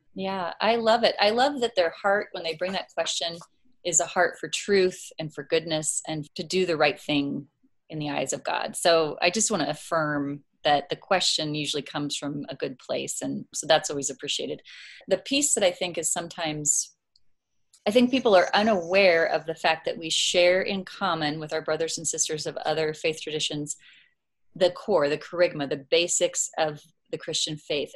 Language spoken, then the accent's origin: English; Crete, Nebraska, United States; now in Omaha, United States; I grew up in the Lincoln Diocese, small town, Crete.